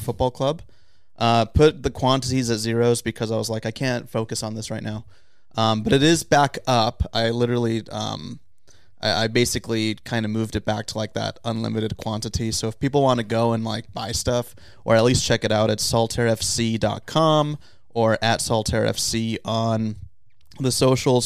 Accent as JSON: {"language": "English", "town": "San Diego", "region": "California", "country": "United States", "tie": "born or raised there", "said": "I'm from originally from San Diego"}